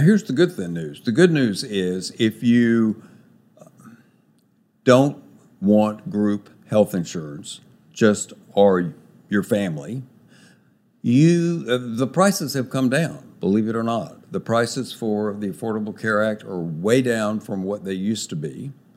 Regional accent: Texas, United States; moved away as an adult; also born or lived in Los Angeles, United States; I'm a Texan by birth and have lived here a lot, a long time

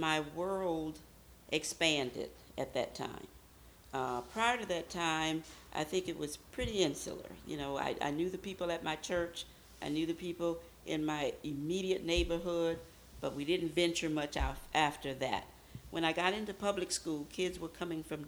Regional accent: Baton Rouge, Louisiana, United States; I'm originally from Baton Rouge, Louisiana.

